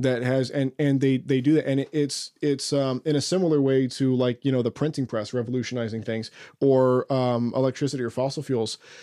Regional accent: Oklahoma, United States; I'm from Oklahoma

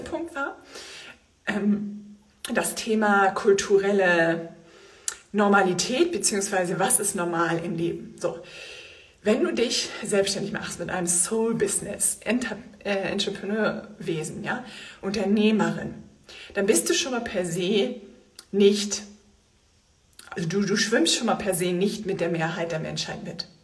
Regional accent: Germany; bei uns in Deutschland

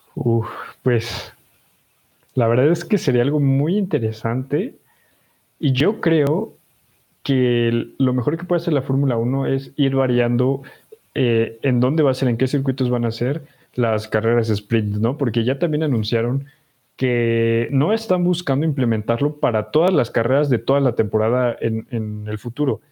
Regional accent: Mexico; porque somos mexicanos

